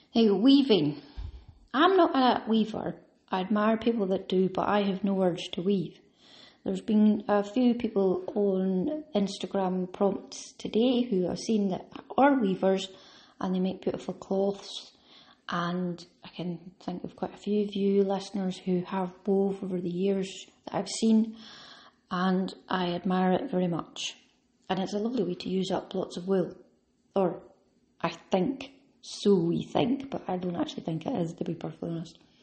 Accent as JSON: {"language": "English", "region": "Scotland", "country": "United Kingdom", "said": "I automatically think of tartan and tweed because I'm Scottish"}